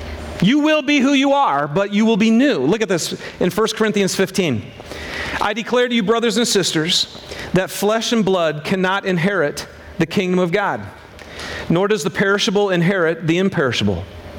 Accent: Michigan, United States; I'm from Michigan.

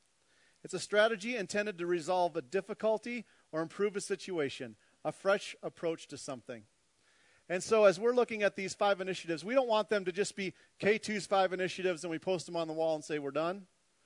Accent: Minnesota, United States; Being 100% Norwegian from Viking blood and growing up in Minnesota, it was a pretty depressing week for me.

